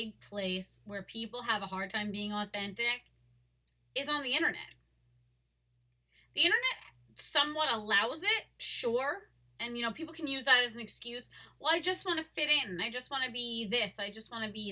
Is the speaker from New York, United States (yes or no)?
yes; Long Island, New York, United States; I was born and raised in Long Island.